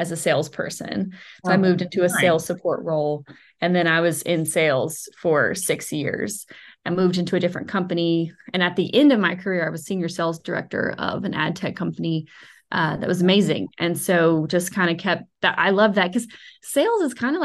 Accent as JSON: {"language": "English", "region": "Alabama", "country": "United States", "also_born_or_lived": "New York City", "said": "I am from Alabama"}